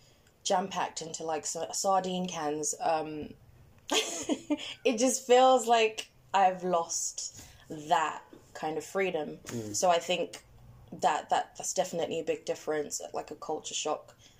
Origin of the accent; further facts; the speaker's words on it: London, United Kingdom; That's the other thing about growing up in London